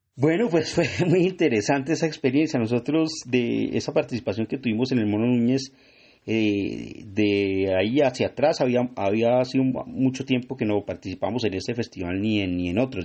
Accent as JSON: {"language": "Spanish", "town": "Tunja", "region": "Boyacá", "country": "Colombia", "said": "yo soy de Tunja"}